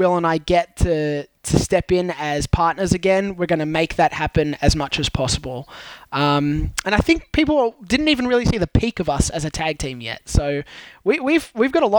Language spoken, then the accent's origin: English; New South Wales, Australia; I'm from New South Wales